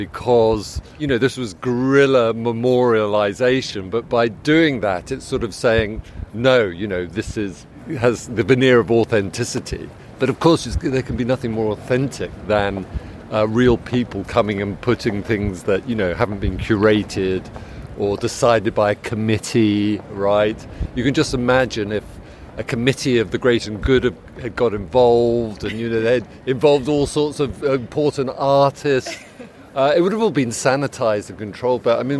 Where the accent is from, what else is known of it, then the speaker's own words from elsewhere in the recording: United Kingdom; You know, we're British, we're reticent, we don't do this, we don't emote like this, and certainly not all over Kensington Gardens.